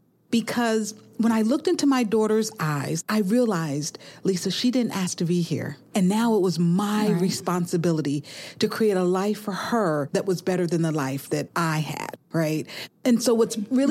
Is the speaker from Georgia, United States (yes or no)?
yes; Albany, Georgia, United States; Albany State, which was in my hometown